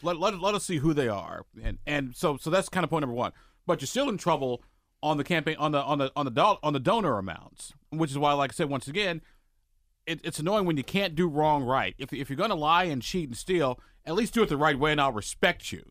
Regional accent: Illinois, United States; moved away; I'm from Illinois

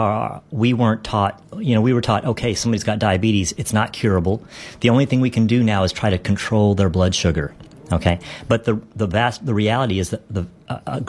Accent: Dallas, Texas, United States; I love my hometown

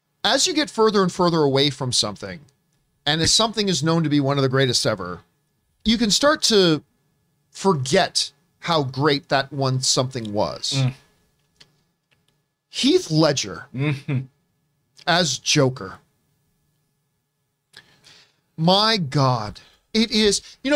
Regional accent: Hamilton, Ontario, Canada; my hometown is Hamilton, Ontario

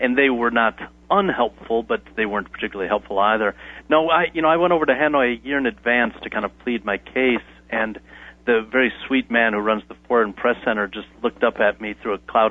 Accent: United States; as an American

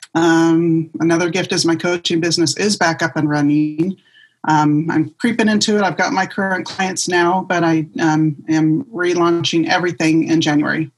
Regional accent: Southern California, United States; now in Las Vegas, United States; I grew up in Southern California and I moved here to Las Vegas

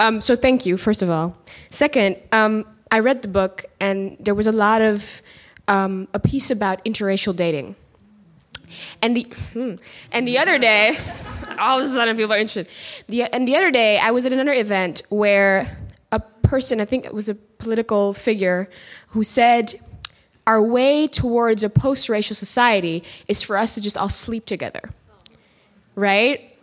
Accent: Suriname; now in Netherlands; I go back to my home country of Suriname

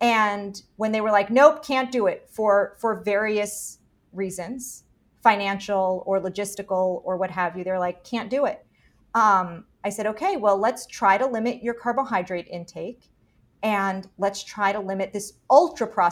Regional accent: Miami, Florida, United States; I'm from Miami.

